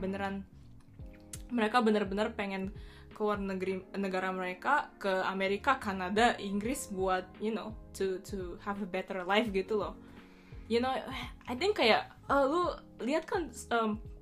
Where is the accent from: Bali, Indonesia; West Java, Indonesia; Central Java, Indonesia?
Bali, Indonesia; now in Japan; gue gue dari Bali kan um, Terus gue di Jepang uh, eh, yeah, I mean I've been living here